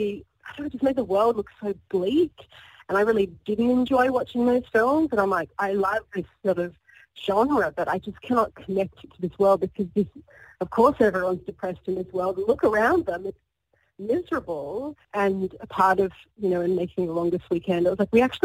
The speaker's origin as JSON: {"language": "English", "town": "Sydney", "region": "New South Wales", "country": "Australia", "tie": "born or raised there", "said": "I'm Australian. I've never lived anywhere else. I grew up in Sydney"}